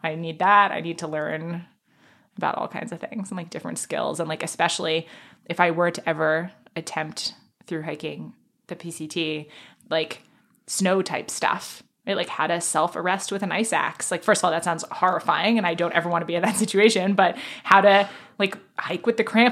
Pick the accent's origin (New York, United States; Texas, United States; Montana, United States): New York, United States; New York City; I grew up in Manhattan